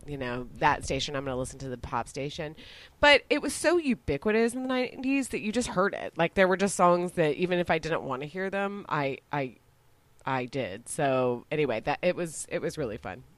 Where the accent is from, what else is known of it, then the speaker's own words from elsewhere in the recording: Dallas, Texas, United States; now in Austin, United States; I was exotic being from Texas